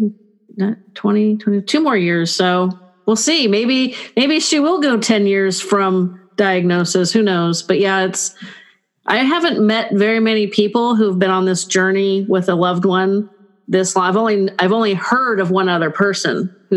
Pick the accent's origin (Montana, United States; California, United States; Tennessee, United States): California, United States; I'm typical Californian